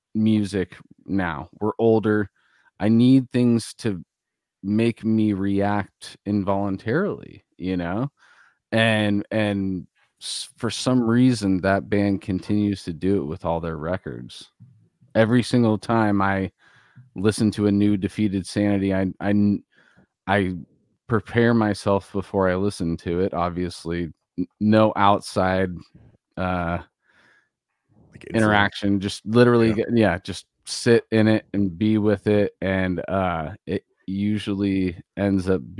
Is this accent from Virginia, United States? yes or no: no; California, United States; We're fucking bros from Cali, bro.